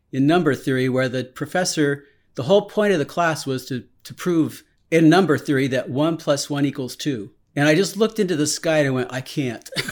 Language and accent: English; Silicon Valley, California, United States; I was born in California in, and I lived in Silicon Valley